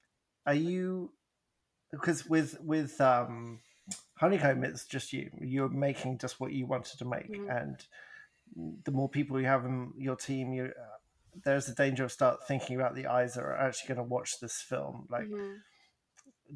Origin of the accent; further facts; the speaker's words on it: Vancouver, British Columbia, Canada; accent: Vancouver; does my accent not give it away? Like, classic Vancouver accent.